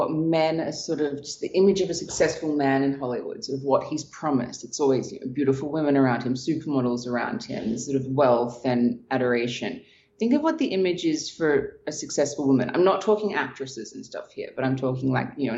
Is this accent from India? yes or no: no; Australia; moved away as an adult; I was from Australia.